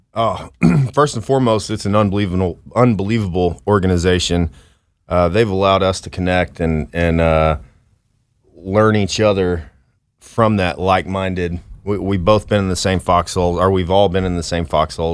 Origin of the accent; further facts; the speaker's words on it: Dallas, Texas, United States; from Dallas, Texas